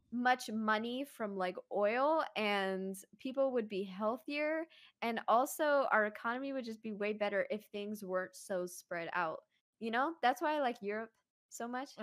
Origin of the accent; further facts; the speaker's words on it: Virginia, United States; growing up in Virginia